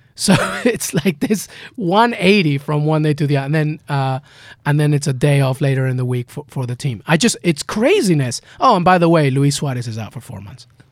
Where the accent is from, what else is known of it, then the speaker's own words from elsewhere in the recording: England, United Kingdom; I'm growing up in England.